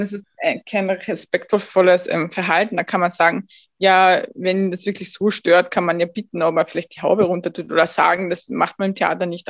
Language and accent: German; Austria; ich bin in Österreich aufgewachsen, geboren